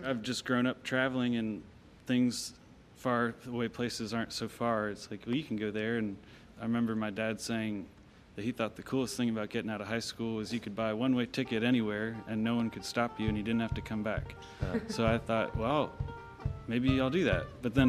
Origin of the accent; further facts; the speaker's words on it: Lancaster, Pennsylvania, United States; now in Kentucky, United States; I grew up in Lancaster, Pennsylvania.